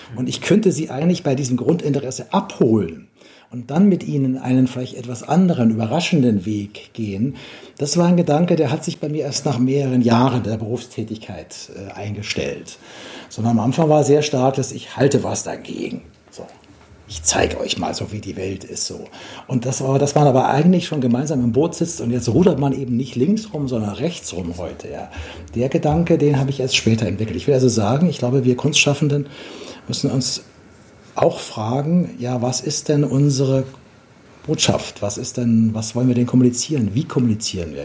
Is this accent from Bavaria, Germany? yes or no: yes; Bavaria, Germany; Ich komme aus Bayern, da gibt es eine lebendige Musiktradition